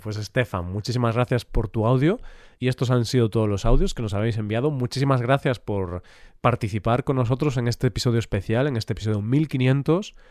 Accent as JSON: {"language": "Spanish", "town": "Vigo", "region": "Galicia", "country": "Spain", "tie": "born or raised there", "moved": "yes", "said": "Vigo es mi ciudad natal"}